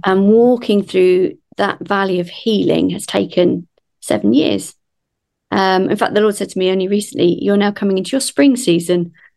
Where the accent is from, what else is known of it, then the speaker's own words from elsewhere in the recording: Kent, South East England, United Kingdom; moved away as an adult; also born or lived in London; now in Aylesbury, United Kingdom; I grew up in Kent, so the other side of London